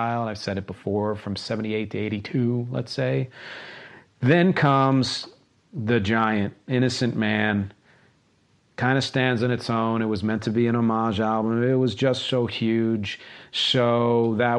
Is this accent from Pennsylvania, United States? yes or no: yes; Philadelphia, Pennsylvania, United States; I grew up in and near Philadelphia